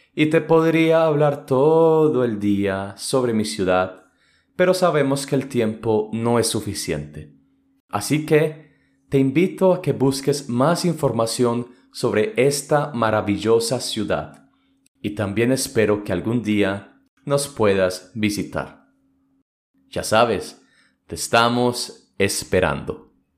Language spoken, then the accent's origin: Spanish; Medellín, Antioquia, Colombia; soy de la ciudad de Medellín